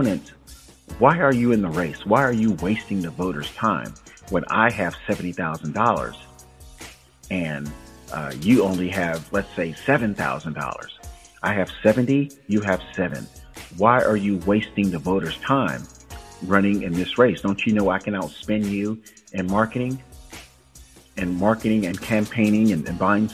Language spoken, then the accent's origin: English; Tampa Bay area, Florida, United States; I'm born and raised in Tampa, St. Pete, Clearwater, Bradenton, Sarasota